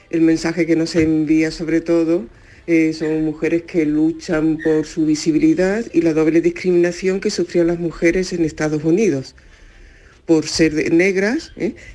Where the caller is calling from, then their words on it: Málaga, Andalusia, Spain; de Málaga.